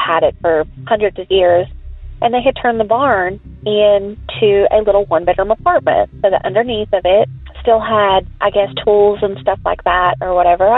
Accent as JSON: {"language": "English", "town": "Long Beach", "region": "California", "country": "United States", "moved": "yes", "said": "I was from Long Beach, California"}